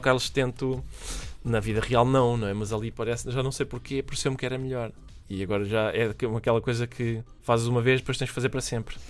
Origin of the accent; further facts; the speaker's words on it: Minho, Portugal; da paisagem do Minho, de onde eu sou oriundo